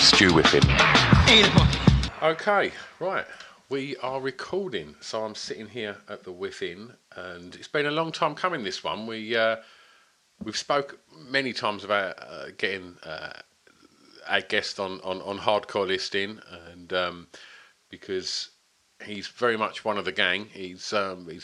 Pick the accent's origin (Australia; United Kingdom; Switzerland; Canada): United Kingdom; Essex, East of England; born or raised there